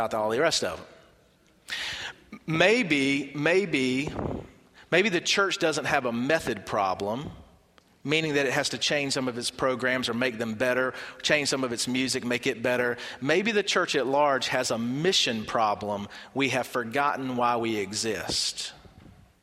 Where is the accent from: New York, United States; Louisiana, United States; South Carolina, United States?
South Carolina, United States; Barnwell; I'm from Barnwell